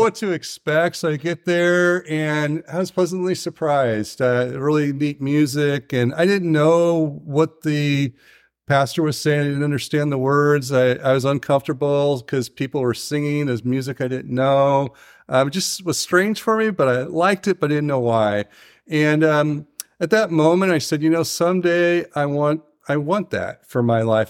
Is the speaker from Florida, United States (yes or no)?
no; Tujunga, California, United States; I'm from Tahunga, and it's in the San Fernando Valley